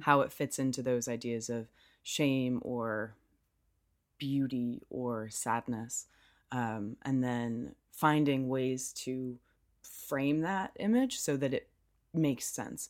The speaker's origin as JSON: {"language": "English", "country": "United States", "also_born_or_lived": "Durham", "moved": "as an adult", "said": "I'm American and keep in mind that that is, that means I'm just from the U S."}